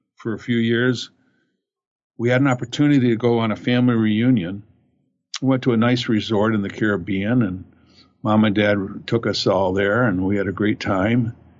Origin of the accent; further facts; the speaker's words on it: Fraser, Michigan, United States; I grew up in Fraser, Michigan